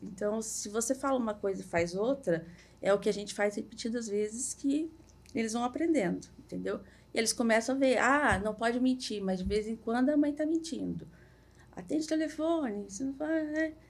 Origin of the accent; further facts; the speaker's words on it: Minas Gerais, Brazil; moved away as an adult; also born or lived in Curitiba; now in Balneário Camboriú, Brazil; moro aqui, sou mineira